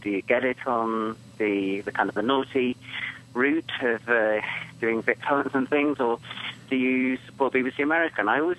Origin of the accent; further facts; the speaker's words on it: United Kingdom; now in United States; being a British expat living in the US